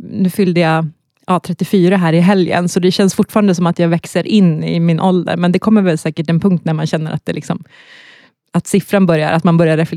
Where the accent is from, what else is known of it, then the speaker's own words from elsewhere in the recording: Norrland, Sweden; accent: Norrland; jag tycker att jag pratar ganska mycket rikssvenska, men så, när jag hör inspelat så hör jag att jag har min starka norrländska som kommer fram.